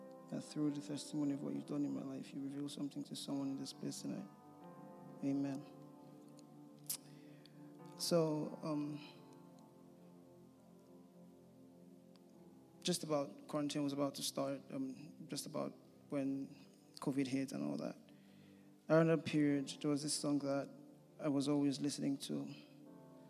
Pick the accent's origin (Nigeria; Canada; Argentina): Nigeria; moved away as an adult; I am from Nigeria originally. I came here last year to do a master's program in law